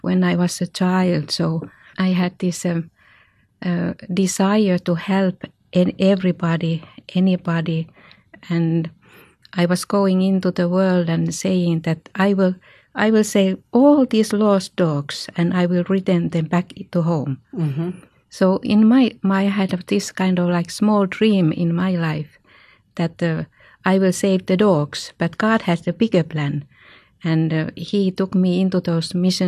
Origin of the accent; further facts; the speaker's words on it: Finland; I come from Finland